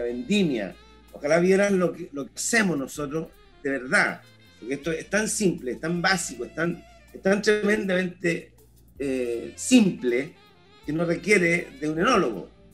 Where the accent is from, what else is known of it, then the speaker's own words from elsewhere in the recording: Chile; como chileno